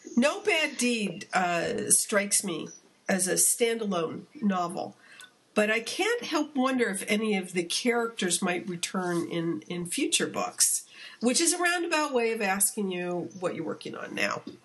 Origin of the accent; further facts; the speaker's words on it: California, United States; as a Californian